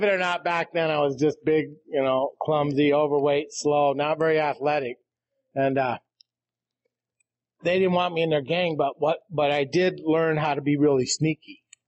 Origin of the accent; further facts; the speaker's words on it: Rapid City, South Dakota, United States; now in Custer, United States; I'm from South Dakota. I'm from, originally from Rapid City. I live in Custer now.